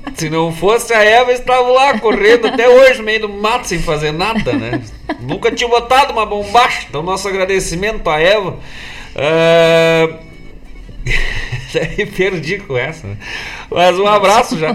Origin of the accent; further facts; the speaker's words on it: Bom Jesus, Rio Grande do Sul, Brazil; now in Guaíba, Brazil; Eu que sou natural lá de Bom Jesus, na Serra Gaúcha, já há 43 anos aquerenciado aqui em Guaíba